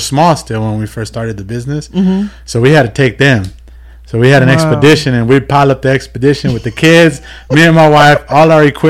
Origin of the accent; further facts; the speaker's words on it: Moreno Valley, California, United States; I'm originally from Moreno Valley.